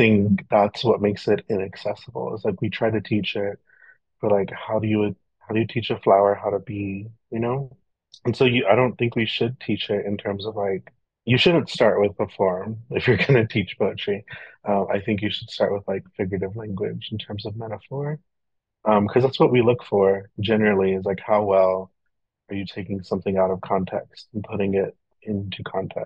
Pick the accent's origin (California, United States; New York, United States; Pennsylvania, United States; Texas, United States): Texas, United States; Permian Basin; moved away; all of the poets who come from here